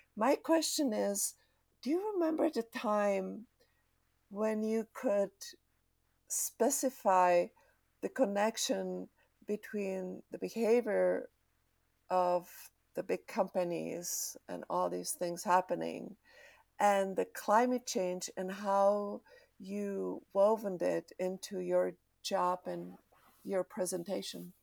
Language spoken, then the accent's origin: English; Czechia; I'm from Czech Republic, and I experience after '89 the pollution